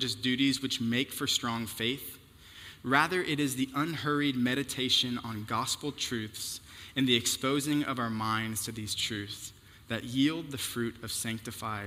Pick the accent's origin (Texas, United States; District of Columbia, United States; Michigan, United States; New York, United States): Texas, United States; Houston; moved away; I'm from Houston